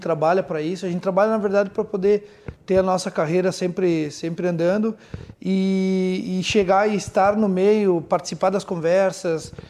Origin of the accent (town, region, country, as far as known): Rio Grande do Sul, Brazil